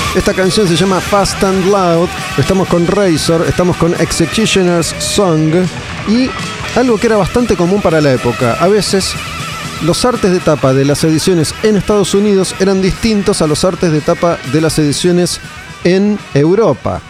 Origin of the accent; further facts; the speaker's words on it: Olivos, Buenos Aires Province, Argentina; Yo era muy chico y, no, no iba mucho más allá de, Olivos, de zona norte